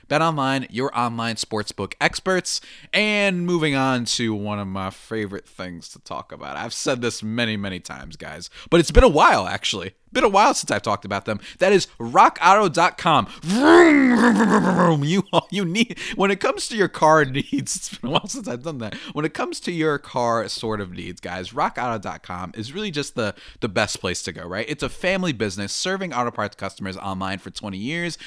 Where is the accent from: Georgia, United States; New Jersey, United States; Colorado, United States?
New Jersey, United States; I am from the good old dirty New Jersey